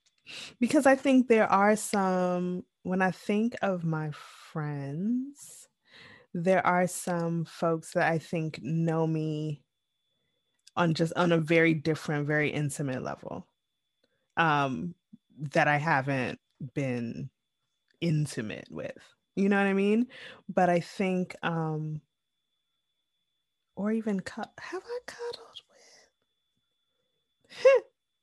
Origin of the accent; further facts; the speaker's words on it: Jamaica; I am always, one, I am Jamaican.